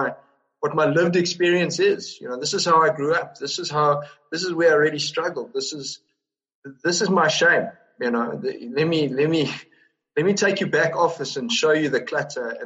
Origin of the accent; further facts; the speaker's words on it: South Africa; as a South African